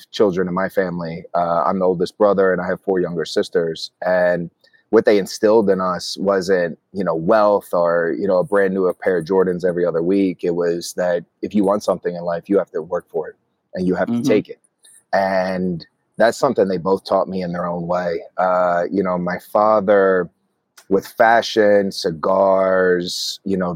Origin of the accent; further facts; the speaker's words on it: Atlantic City, New Jersey, United States; moved away as an adult; also born or lived in New York; I grew up in Atlantic City, New Jersey